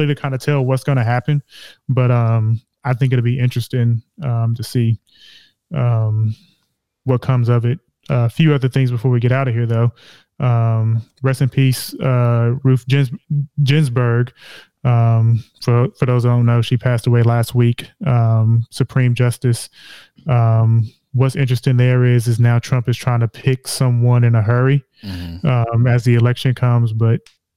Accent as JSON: {"language": "English", "town": "Charlotte", "region": "North Carolina", "country": "United States", "said": "I'm from Charlotte"}